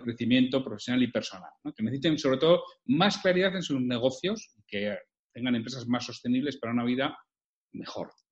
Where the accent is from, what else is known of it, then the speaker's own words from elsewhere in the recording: Bilbao, Basque Country, Spain; yo soy de Bilbao, de toda la vida